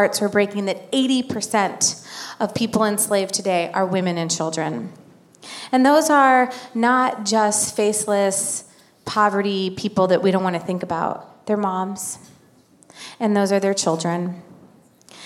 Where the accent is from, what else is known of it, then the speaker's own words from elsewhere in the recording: Illinois, United States; I'm from Illinois